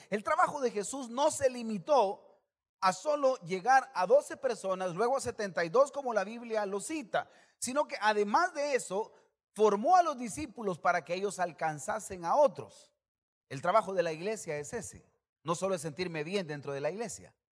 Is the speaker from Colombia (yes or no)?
no; El Salvador; como salvadoreño